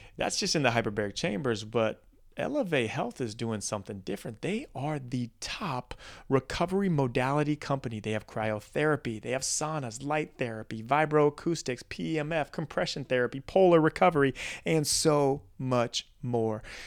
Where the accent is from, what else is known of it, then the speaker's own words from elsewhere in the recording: Midwest, United States; growing up in the Midwest